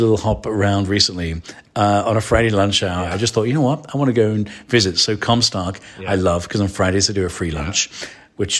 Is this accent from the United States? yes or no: no; England, United Kingdom; I'm an Irish Englishman.